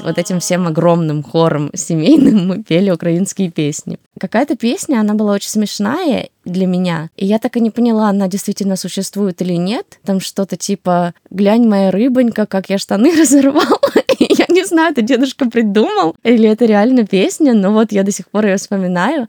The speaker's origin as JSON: {"language": "Russian", "region": "Siberia", "country": "Russia", "tie": "born or raised there", "also_born_or_lived": "Ukraine", "said": "А я родилась в Сибири. Я росла с дедушкой, с бабушкой, с мамой, папой."}